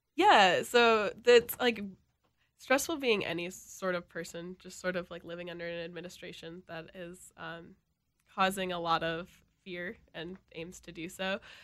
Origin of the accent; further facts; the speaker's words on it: Elk River, Minnesota, United States; now in Minneapolis, United States; I'm from, like, the North Metro in Elk River.